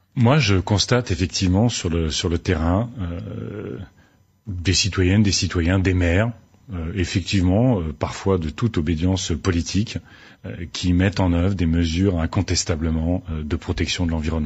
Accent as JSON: {"language": "French", "area": "Aisne", "region": "Hauts-de-France", "country": "France", "said": "je viens de l'Aisne"}